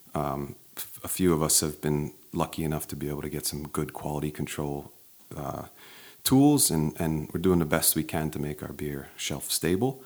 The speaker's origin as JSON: {"language": "English", "town": "Maplewood", "region": "New Jersey", "country": "United States", "tie": "born or raised there", "also_born_or_lived": "Sydney, Australia", "moved": "as an adult", "said": "I grew up in Maplewood, one town over"}